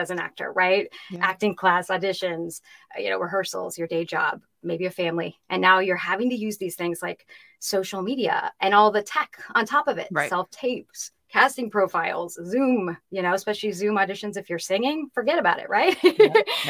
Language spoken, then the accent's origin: English; California, United States; I grew up in California